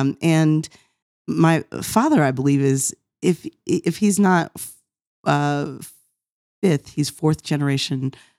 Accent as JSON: {"language": "English", "town": "Norristown", "region": "Pennsylvania", "country": "United States", "tie": "born or raised there", "also_born_or_lived": "Cincinnati", "said": "so I was born in Cincinnati, where my mom was taking classes at the time. My father was serving in Providence, Rhode Island church there, but soon after my birth moved to Norristown, Pennsylvania, which is where I spent the first 9 years of life."}